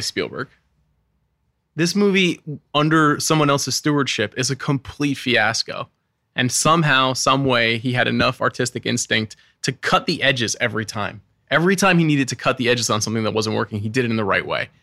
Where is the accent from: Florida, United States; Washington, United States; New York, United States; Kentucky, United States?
New York, United States; Long Island; I grew up on Long Island